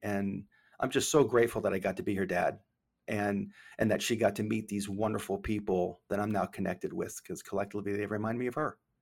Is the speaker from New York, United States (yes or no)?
no; Maine, United States; moved away as an adult; also born or lived in Memphis, Tennessee; I grew up in Maine